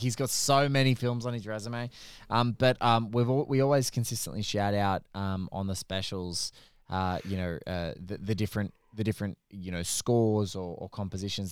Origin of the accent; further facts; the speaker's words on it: Australia; as an Aussie